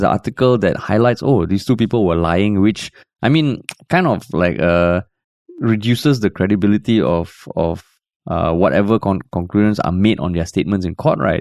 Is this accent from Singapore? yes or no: yes; Singapore; moved away; I'm a Singaporean based abroad